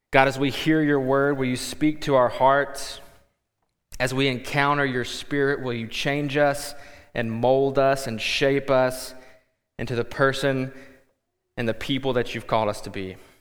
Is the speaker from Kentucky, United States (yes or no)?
yes; Kentucky, United States; moved away as an adult; also born or lived in Texas / Quad Cities; now in Davenport, United States; we are originally from Kentucky, and then by way of Kentucky to Texas to the Quad Cities